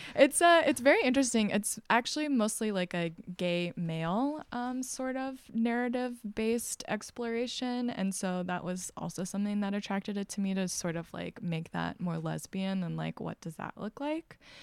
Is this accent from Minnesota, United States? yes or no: no; Texas, United States; moved away; I'm originally from Texas, and I, um, was raised very evangelical Christian